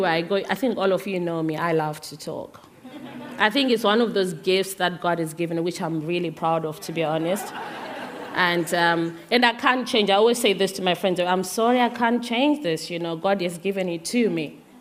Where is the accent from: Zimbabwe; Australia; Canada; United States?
Zimbabwe; moved away; I'm originally from Zimbabwe